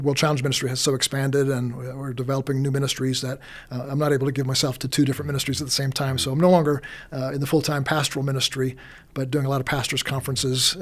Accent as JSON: {"language": "English", "region": "New York", "country": "United States", "tie": "born or raised there", "moved": "as an adult", "lives_now": "Colorado, United States", "said": "I grew up in New York"}